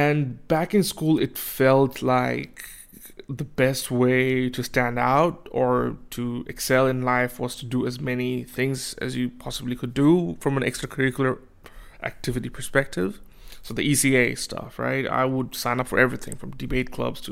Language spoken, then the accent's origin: English; Bangladesh; now in Australia; I am from Bangladesh and I moved to Australia